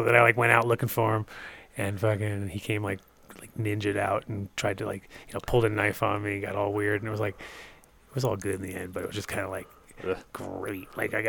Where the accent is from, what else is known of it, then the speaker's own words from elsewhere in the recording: East Coast, United States; I was growing up on the East Coast, and East Coast kind of sucked, but I kind of went back and forth to the West Coast